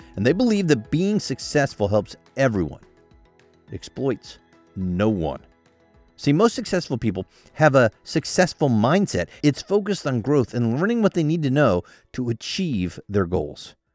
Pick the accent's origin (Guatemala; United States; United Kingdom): United States; I was born in the United States